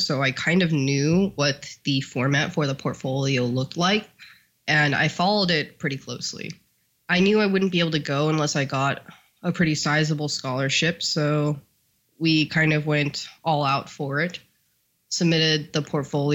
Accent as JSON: {"language": "English", "region": "California", "country": "United States", "also_born_or_lived": "New York", "moved": "as an adult", "said": "They definitely referred to me as California girl."}